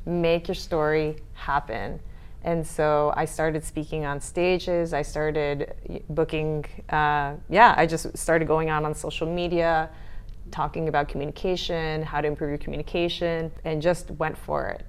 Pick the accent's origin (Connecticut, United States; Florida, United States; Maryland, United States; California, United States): Connecticut, United States; Stamford; also born or lived in Great Neck, New York; now in Barcelona, Spain; I lived in Great Neck, New York, mm-hmm. until I was seven, and then we moved to Stamford, Connecticut